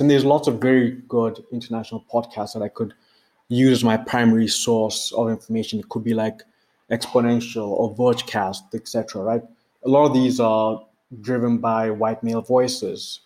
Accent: Botswana; now in Johannesburg, South Africa; I'm based in Johannesburg, South Africa. I'm originally from Botswana.

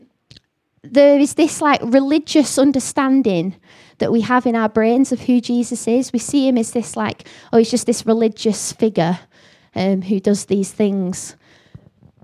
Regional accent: the north of England, United Kingdom; accent: northern; I've got a northern accent

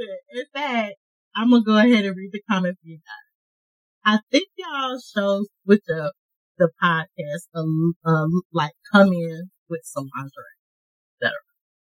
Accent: Augusta, Georgia, United States; I am from Augusta, Georgia.

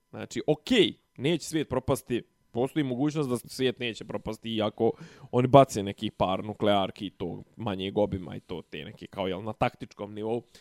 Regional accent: Serbia; kod nas u Srbiji

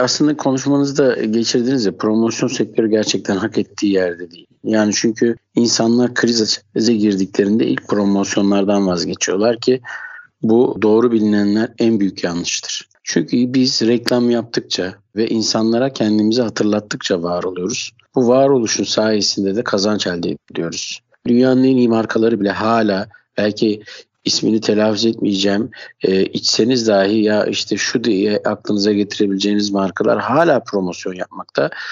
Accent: Istanbul, Turkey; ben 1980 İstanbul doğumluyum.

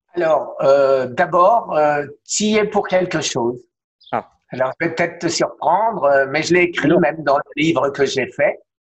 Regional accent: Strasbourg, Grand Est, France; now in Miami, United States; à Strasbourg, ma ville natale

